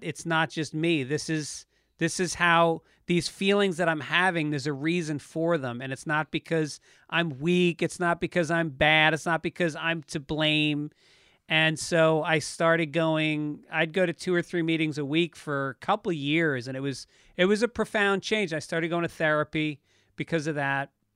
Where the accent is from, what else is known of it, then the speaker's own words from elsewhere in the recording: Tarrytown, New York, United States; also born or lived in Bronx, New York; born in the Bronx, and then when I was about six, we moved to Tarrytown, New York, in Westchester County.